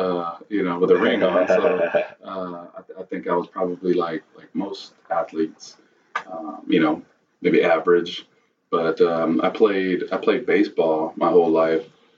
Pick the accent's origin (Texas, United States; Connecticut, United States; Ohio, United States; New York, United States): Texas, United States; Austin; Yes, I grew up in South Austin. Pretty much lived within a 2-mile radius of everywhere that, you know, all my homes in the South were always kind of in the same area and community.